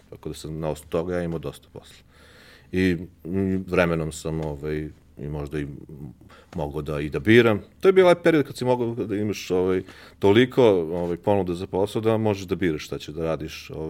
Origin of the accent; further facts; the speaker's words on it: Belgrade, Serbia; a ja sam iz Beograda